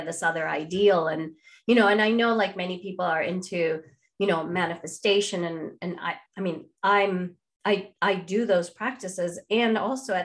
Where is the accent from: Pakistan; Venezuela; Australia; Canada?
Venezuela; first language Spanish; English is a second language; moved away as an adult; now in United States; I grew up in Latin America. I had very small connection to my Indian background.